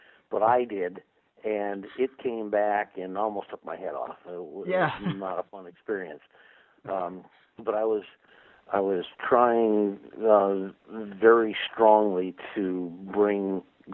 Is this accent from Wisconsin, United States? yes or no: yes; northern Wisconsin, United States; moved away; also born or lived in Chicago / New York / Seattle; being a small town boy from a very small town in northern Wisconsin, I've only lived in three cities in my life, Chicago, New York, and Seattle